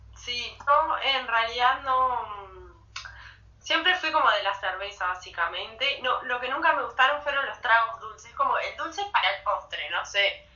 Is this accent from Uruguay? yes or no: yes; Rocha, Uruguay; yo soy de Rocha